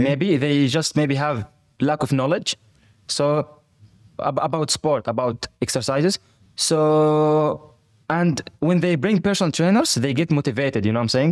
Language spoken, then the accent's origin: English; Fujairah, United Arab Emirates; also born or lived in Palestine / Turkey; now in Dubai, United Arab Emirates; I was born in Fujairah